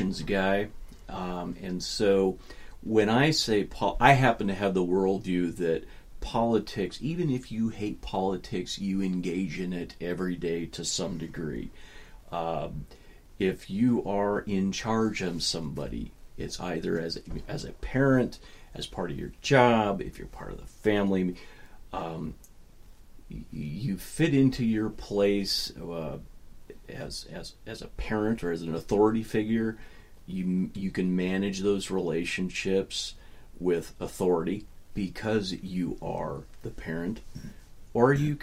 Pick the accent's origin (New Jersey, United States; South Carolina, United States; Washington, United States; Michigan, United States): Washington, United States; Port Angeles; also born or lived in Walla Walla, Washington / Montana; I grew up in Port Angeles